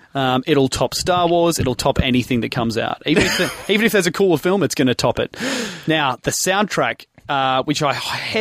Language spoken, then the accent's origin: English; Moorabbin, Victoria, Australia; Well, I grew up in Moorabbin with a lot of tradies.